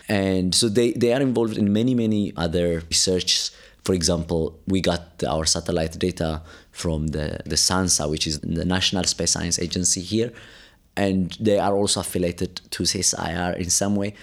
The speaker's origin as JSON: {"language": "English", "region": "Addis Ababa", "country": "Ethiopia", "tie": "born or raised there", "also_born_or_lived": "Cape Town, South Africa / Italy / Europe", "moved": "as an adult", "lives_now": "South Africa", "said": "I grew up in Ethiopia, Addis Ababa."}